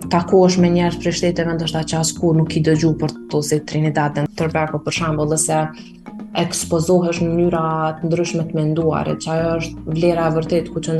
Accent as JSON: {"language": "Albanian", "country": "Kosovo", "said": "si një kosovare 18 veqare"}